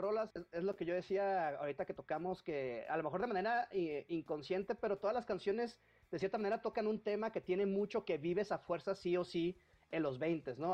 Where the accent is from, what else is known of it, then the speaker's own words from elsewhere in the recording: Baja California, Mexico; moved away as an adult; now in Mexico City, Mexico; yo soy de Baja California